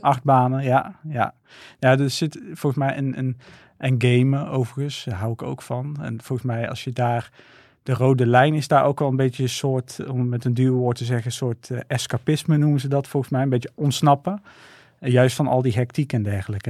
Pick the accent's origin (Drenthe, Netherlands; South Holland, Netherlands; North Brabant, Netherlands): North Brabant, Netherlands; 's-Hertogenbosch; ik ben geboren en getogen in Den Bosch.